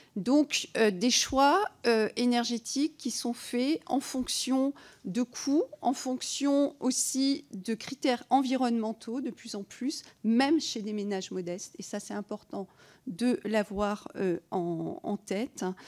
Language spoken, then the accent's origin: French; Provence-Alpes-Côte d'Azur, France; je viens des Alpes-Maritimes